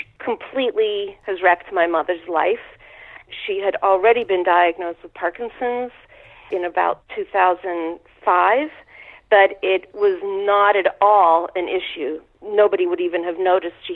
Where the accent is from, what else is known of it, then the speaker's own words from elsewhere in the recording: Pittsburgh, Pennsylvania, United States; now in New York, United States; I grew up in Pittsburgh, Pennsylvania.